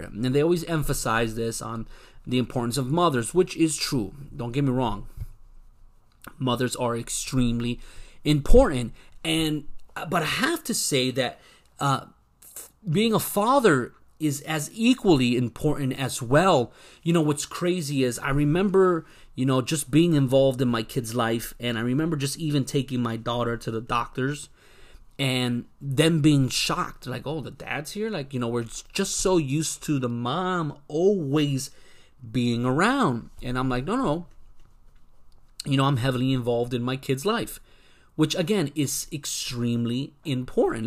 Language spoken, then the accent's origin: English; Broward County, South Florida, United States; Puerto Rican guy, born and raised in South Florida, Broward County